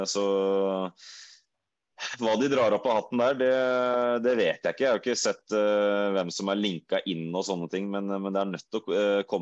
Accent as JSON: {"language": "Norwegian", "town": "Skien", "region": "Telemark", "country": "Norway", "said": "Nå er jeg fra Skien sjøl"}